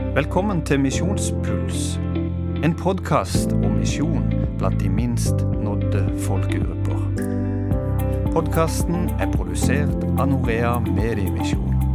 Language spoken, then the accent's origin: Norwegian; Norway; moved away; jeg har hørt det hjemme i Norge på søndagsskolen.